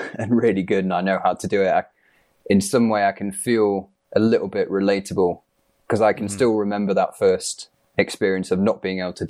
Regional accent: East Midlands, United Kingdom; I grew up in the Peak District

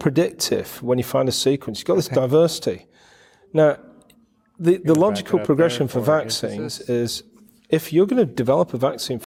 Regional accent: United Kingdom; I'm from the UK, but the name's Ukrainian

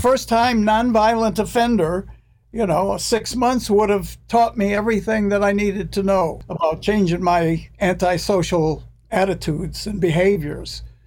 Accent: United States; I'm American

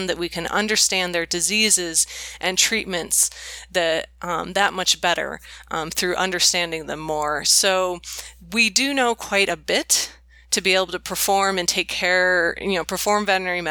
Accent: Bay Area, California, United States; I grew up in the Bay Area in California

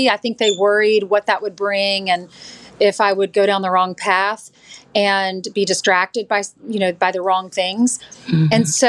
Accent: South Carolina, United States; moved away as an adult; also born or lived in Texas; I'm from South Carolina and lived there most of my life. And then after college, moved to Texas.

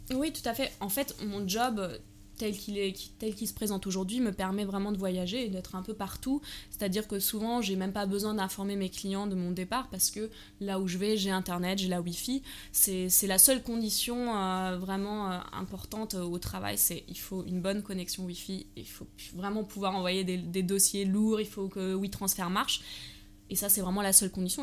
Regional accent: Germany; moved away as an adult; also born or lived in Paris, France; J'ai grandi en Allemagne. Et euh, à l'âge de 18 ans

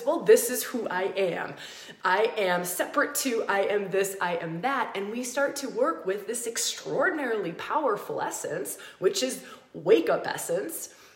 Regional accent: United States; moved away as an adult; also born or lived in Australia; I grew up in America. I moved to Australia and I lived there for 10 years.

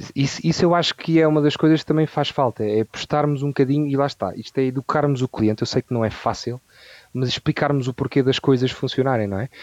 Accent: Vila Franca de Xira, Lisbon, Portugal; also born or lived in Santarém; eu sou ribatejano, eh, como eu te estava a dizer, tenho metade das minhas raízes na zona de Santarém e outra metade um, em Vila Franca de Xira, onde eu nasci e por onde uh, eu moro

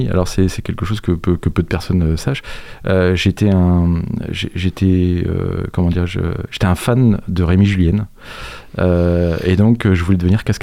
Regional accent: La Roche-sur-Yon, Pays de la Loire, France; moved away as an adult; also born or lived in Bordeaux / Bressuire / Montaigu; suis arrivé à La Roche-sur-Yon à, à l'âge de 7 ans. J'y ai suivi euh, mes études euh, école primaire, euh, collège, lycée, et puis ensuite j'ai fait mes études supérieures sur, sur Nantes.

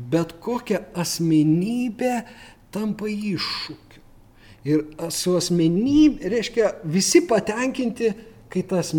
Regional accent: Lithuania; mes lietuviai tą skaitom

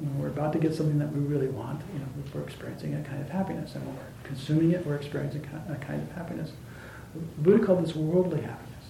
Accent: Arizona, United States; where I grew up in Arizona

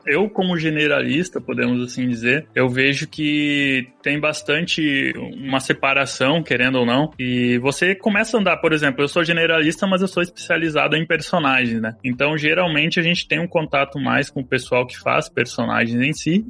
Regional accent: interior of Rio Grande do Sul, Brazil; moved away; also born or lived in Joinville; eu cresci numa cidadezinha minúscula no interior do Rio Grande do Sul

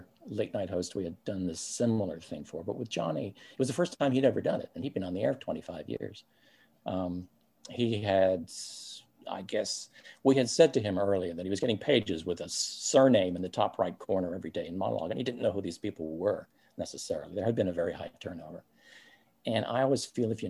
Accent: Canada; moved away; we're both Canadian. And Daryl and I both went home to our families in Canada

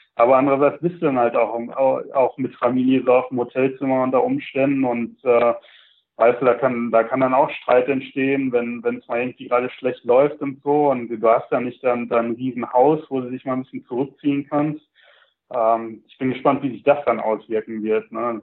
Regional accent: Sauerland, North Rhine-Westphalia, Germany; moved away as an adult; also born or lived in Milwaukee, United States; now in Charlotte, United States; ich bin halt im Sauerland aufgewachsen, ähm, bin 2000 circa in die USA rübergezogen

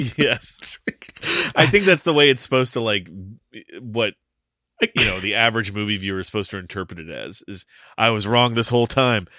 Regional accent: Toledo, Ohio, United States; I grew up just outside of Toledo

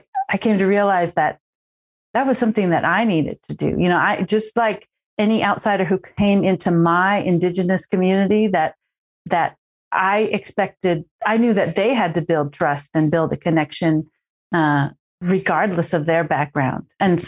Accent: California, United States; also born or lived in Oregon / Washington; Even though I'm from a tribe from Northern California, I grew up in California, Oregon, and Washington State.

